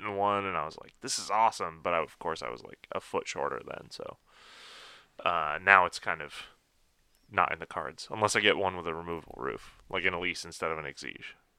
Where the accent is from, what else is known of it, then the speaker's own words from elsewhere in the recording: Hickory Corners, Michigan, United States; I grew up in Hickory Corners, Michigan, which is right down the street from the Gilmore Car Museum.